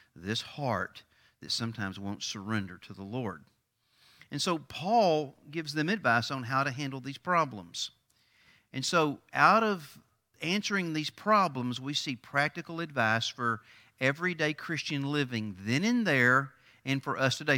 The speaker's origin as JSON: {"language": "English", "region": "East Texas", "country": "United States", "tie": "born or raised there", "said": "I grew up in East Texas."}